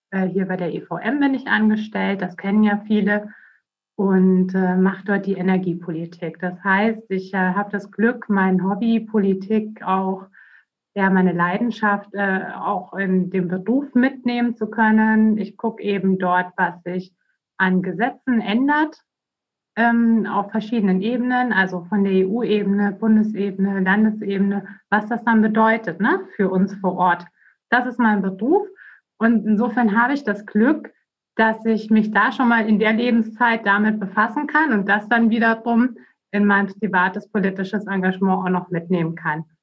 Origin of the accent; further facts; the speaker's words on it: Bavaria, Germany; Ich bin 37 Jahre alt. Ich bin in Bayern aufgewachsen, bin, äh, habe dann dort auch studiert nach dem Abitur an der Uni Augsburg.